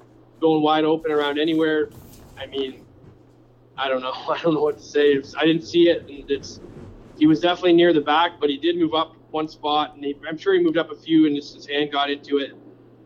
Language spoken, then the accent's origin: English; Canada; I'm Canadian